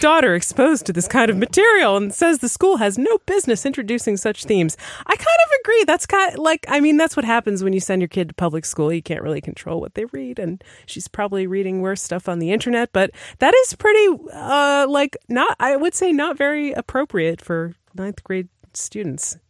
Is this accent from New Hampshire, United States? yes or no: yes; New Hampshire, United States; we're from New Hampshire